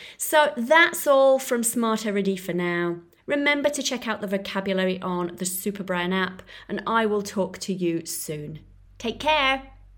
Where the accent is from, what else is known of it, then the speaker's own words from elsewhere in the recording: Florence, Tuscany, Italy; Starbucks had recently popped up in my hometown of Florence